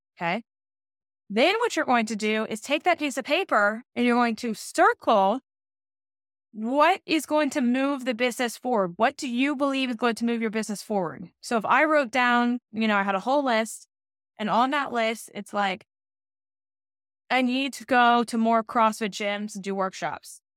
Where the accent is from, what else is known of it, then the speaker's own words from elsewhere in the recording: Georgia, United States; moved away; I'm from Georgia, so I got to go hang out with my parents